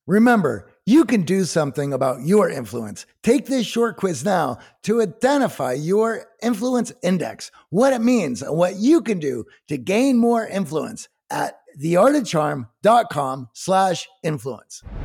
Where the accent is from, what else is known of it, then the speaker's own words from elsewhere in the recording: Midwest, United States; growing up in the Midwest and having factory dads